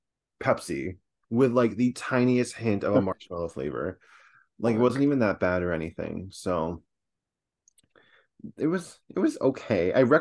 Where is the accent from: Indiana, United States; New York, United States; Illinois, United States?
New York, United States; Fredonia; I'm not a Buffalo girl, but a Fredonia girl.